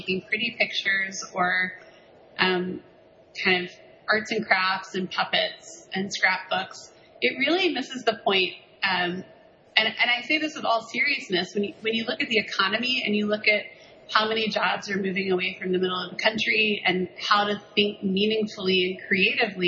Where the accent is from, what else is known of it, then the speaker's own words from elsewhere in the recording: the South, United States; moved away; I'm from the South originally